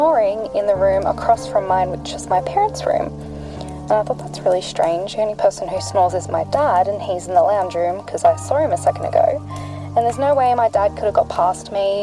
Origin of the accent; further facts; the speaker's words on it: New South Wales, Australia; I am from New South Wales in Australia